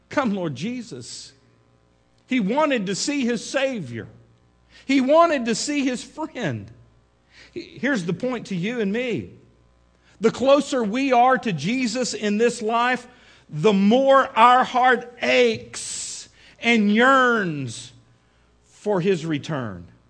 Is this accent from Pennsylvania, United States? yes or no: no; Midland, Texas, United States; now in Fort Smith, United States; when I was a kid growing up in Midland, Texas